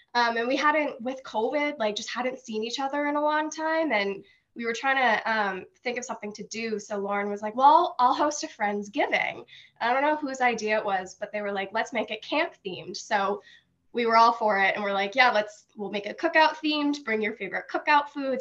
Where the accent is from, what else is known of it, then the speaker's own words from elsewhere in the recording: Franklin, United States; I'm from Franklin.